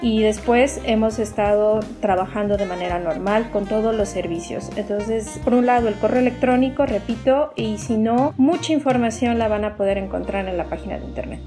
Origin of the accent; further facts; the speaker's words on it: Mexico; now in France; nuestras mujeres mexicanas